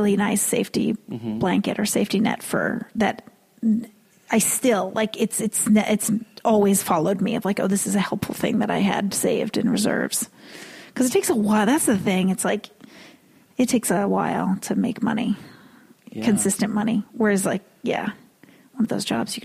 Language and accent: English; Massachusetts, United States; moved away as an adult; in Massachusetts, we still do them.